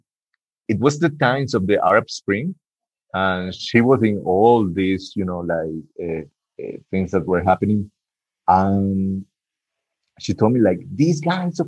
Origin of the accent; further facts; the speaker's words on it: Barranquilla, Atlántico, Colombia; Barranquilla, which is my hometown, my city.